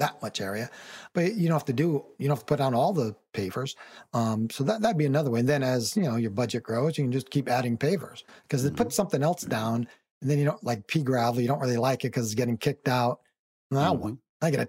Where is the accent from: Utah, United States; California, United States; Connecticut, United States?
Connecticut, United States; When I was a much younger man, I moved to Miami from Connecticut. I'd never been anywhere near the South